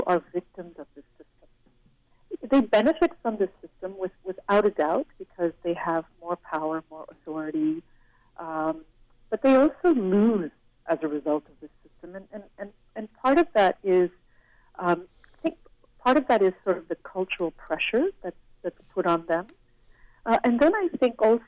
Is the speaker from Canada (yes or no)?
yes; Canada; I'm from a different country, I'm Canadian. Yes, I speak Hindi, but, you know, I'm from Canada.